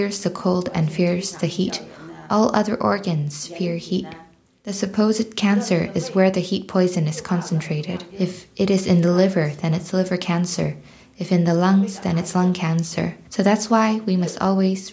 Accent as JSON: {"language": "English", "town": "Lianzhou", "region": "Guangdong", "country": "China", "tie": "born or raised there", "moved": "yes", "lives_now": "Edinburgh, United Kingdom", "said": "I am from Lianzhou County in Guangdong, China. And now I'm living in a care home in Edinburgh."}